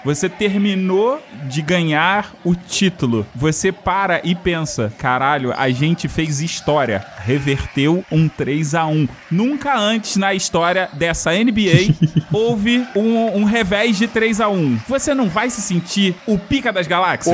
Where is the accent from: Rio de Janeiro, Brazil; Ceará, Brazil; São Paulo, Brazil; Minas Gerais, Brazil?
Rio de Janeiro, Brazil; eu sou carioca